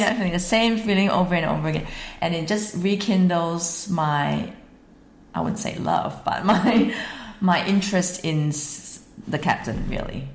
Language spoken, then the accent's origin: English; Singapore; moved away as an adult; now in Sunshine Coast, Australia; So I'm actually Singaporean. I'm living in Australia because I'm married an Australian man